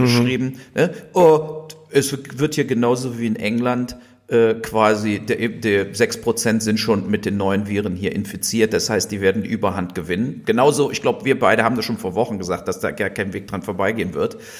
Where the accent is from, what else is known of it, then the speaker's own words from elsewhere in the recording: Germany; wir hier als Deutsche